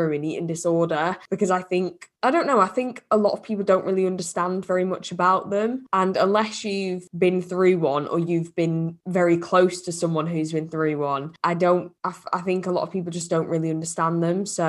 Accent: United Kingdom; now in Liverpool, United Kingdom

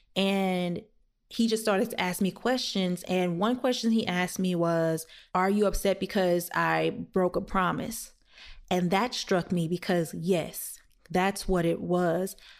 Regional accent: the South, United States; I am black and I'm from the South

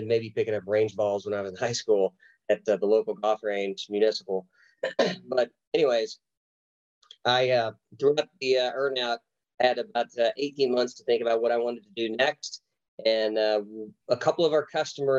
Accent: Oklahoma, United States; moved away as an adult; I was from Oklahoma. My wife and I had a baby and we wanted to be closer to family. So we relocated back to Oklahoma

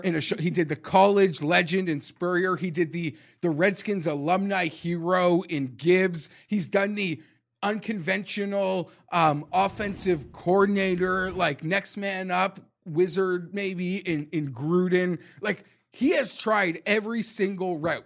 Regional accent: Canada; I'm Canadian

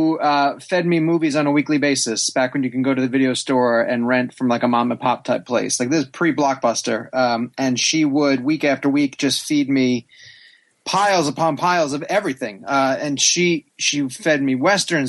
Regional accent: Long Island, New York, United States; I was born apparently on Long Island, but I'm adopted

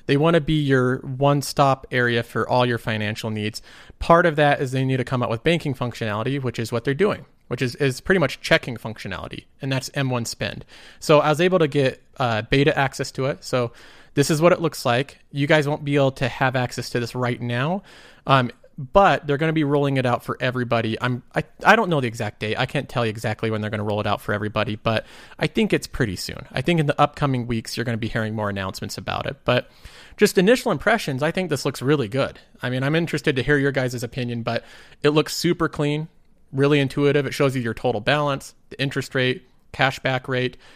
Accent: United States; I'm also American

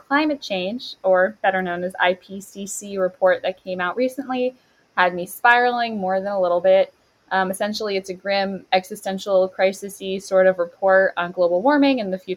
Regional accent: United States; as an American who grew up during Bush era politics

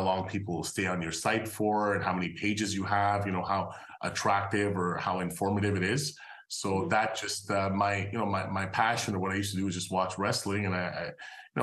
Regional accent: Montreal, Quebec, Canada; I'm Canadian. I actually grew up in Montreal.

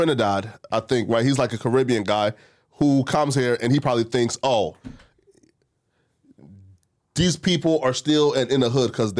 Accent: Liberia

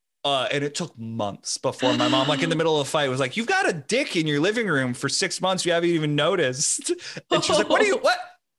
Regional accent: New York, United States; born there; because I was born on Long Island. So like the Fire Island Lighthouse is something that's like tied to my memory.

